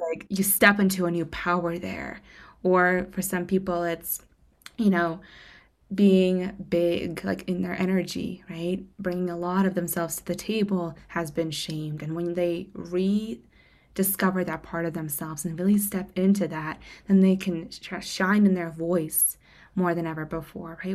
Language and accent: English; Moscow, Russia; moved away; I'm from Moscow, Russia originally.